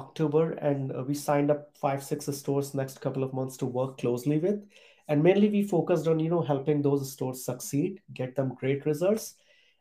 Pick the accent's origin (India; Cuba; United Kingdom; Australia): India; moved away as an adult; also born or lived in Europe; I was born and brought up in a small town in India